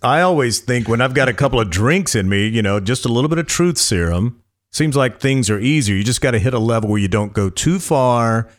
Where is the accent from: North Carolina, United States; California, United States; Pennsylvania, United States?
North Carolina, United States; moved away; I was from North Carolina